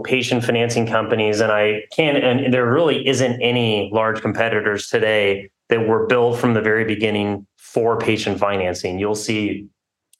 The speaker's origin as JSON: {"language": "English", "region": "Southern California", "country": "United States", "tie": "born or raised there", "also_born_or_lived": "New York City / New Haven", "moved": "as an adult", "said": "I'm a local, born and raised in Southern California"}